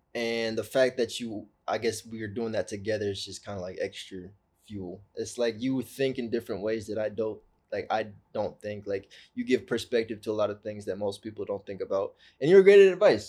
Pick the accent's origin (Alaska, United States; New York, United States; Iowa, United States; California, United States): California, United States; Orange County; Growing up in Orange County